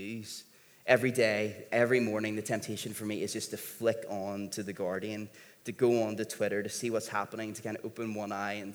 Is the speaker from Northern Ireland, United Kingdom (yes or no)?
yes; Northern Ireland, United Kingdom; being from here, being Northern Irish